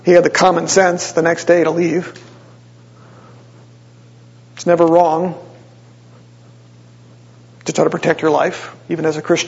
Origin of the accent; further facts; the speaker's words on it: Wisconsin, United States; now in Ohio, United States; I'm from Wisconsin, a good old Wisconsin boy